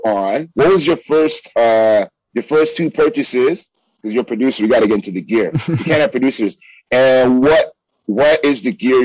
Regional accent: Toronto, Ontario, Canada; we come from Canada

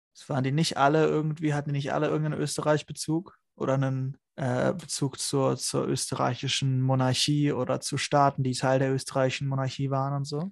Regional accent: Germany; für uns als Deutsche mit deutscher Schulausbildung

